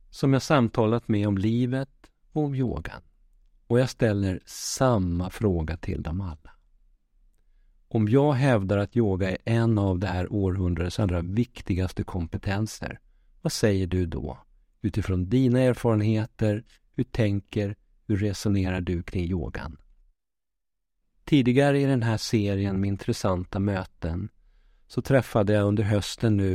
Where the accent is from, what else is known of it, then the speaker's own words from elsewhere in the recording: Västervik, Kalmar County, Sweden; also born or lived in Malmö; Jag är född i Malmö, men uppvuxen i Västervik med min mamma, som jag har en nära relation med.